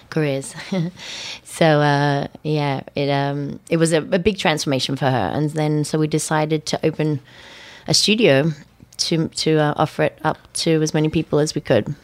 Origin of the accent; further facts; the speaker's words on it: Australia; moved away as an adult; also born or lived in London / New York; growing up in Australia